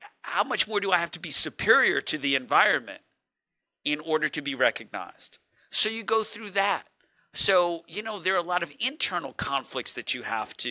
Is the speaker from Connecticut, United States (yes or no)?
no; New York City, New York, United States; I was born in East Elmhurst, New York, and making that trek into Manhattan every day